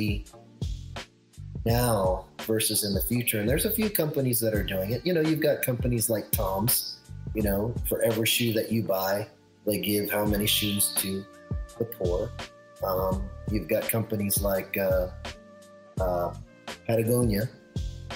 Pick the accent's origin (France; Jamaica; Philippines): Philippines; I am Filipino